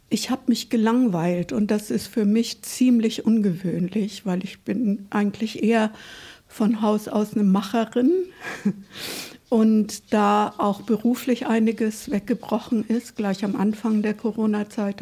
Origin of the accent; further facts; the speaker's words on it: Nuremberg, Bavaria, Germany; moved away; ich bin in Nürnberg geboren und damals war das ja noch eine sehr zerbombte Stadt